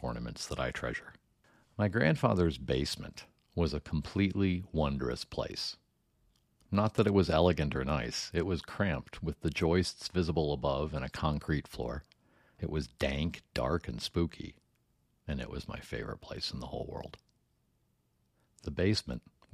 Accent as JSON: {"language": "English", "town": "Iowa City", "region": "Iowa", "country": "United States", "tie": "born or raised there", "said": "I grew up in Iowa City"}